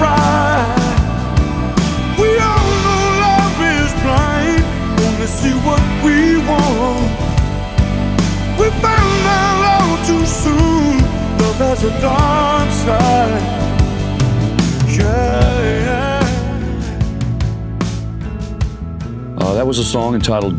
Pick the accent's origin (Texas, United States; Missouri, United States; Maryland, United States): Missouri, United States; Ferguson; moved away; also born or lived in California; a guy who I grew up with in Ferguson, Missouri.